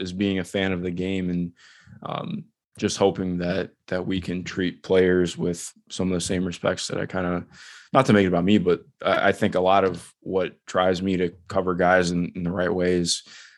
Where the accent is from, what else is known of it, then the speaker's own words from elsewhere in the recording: just outside Cleveland, Ohio, United States; I grew up just outside Cleveland as a kid